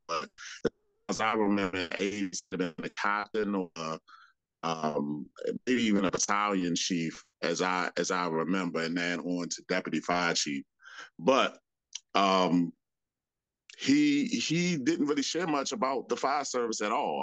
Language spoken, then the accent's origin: English; Washington, District of Columbia, United States; I'm a, a native Washingtonian. Um, I grew up in Washington D.C., Northeast Washington D.C.